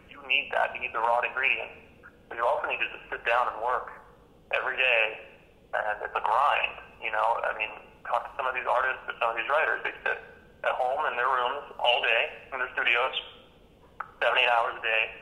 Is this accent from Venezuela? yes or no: no; Germany; moved away; I'm from Germany originally